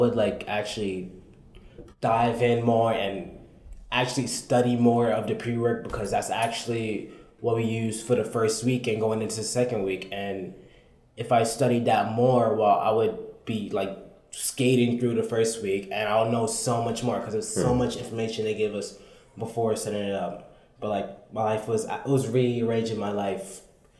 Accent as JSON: {"language": "English", "town": "New York City", "region": "New York", "country": "United States", "tie": "born or raised there", "also_born_or_lived": "Brooklyn, New York", "said": "I came from the Bronx. I was born in Brooklyn, went to the Bronx"}